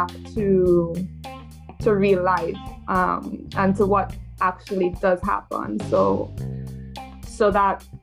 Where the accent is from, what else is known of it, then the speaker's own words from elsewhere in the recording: Trinidad & Tobago; moved away as an adult; also born or lived in New York; I'm born and raised in Trinidad